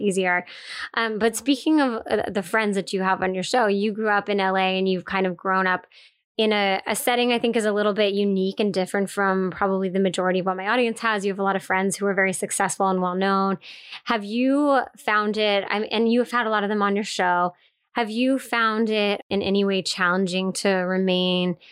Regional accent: East Coast, United States; I grew up on the East Coast as well

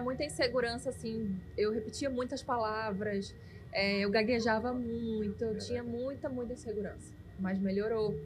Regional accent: Manaus, Amazonas, Brazil; sou nascida e criada aqui, vivi aqui sempre e amo essa cidade

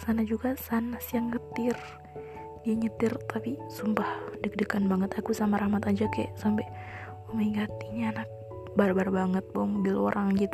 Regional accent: Ampana, Central Sulawesi, Indonesia; Sahabat aku Jana Dia datang ke kampung aku di Ampana karena ada acara keluarga.

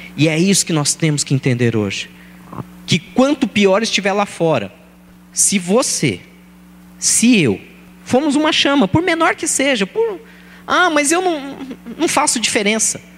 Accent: São Paulo, Brazil; eu nasci e fui criado em Guaianazes

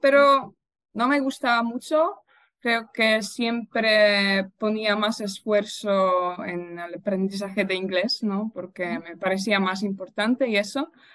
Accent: Poznań, Greater Poland, Poland; Spanish is a second language; soy de Poznan, de hecho he vivido aquí toda, toda mi vida

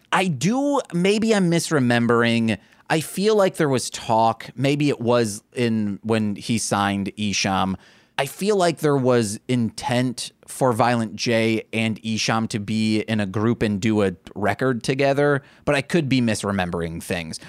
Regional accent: Michigan, United States; we are from Michigan

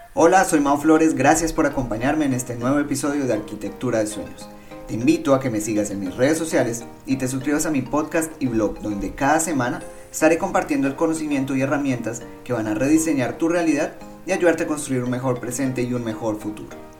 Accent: Colombia; Soy un buen colombiano

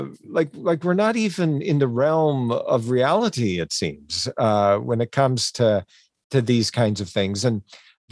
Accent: Canada; As a Canadian

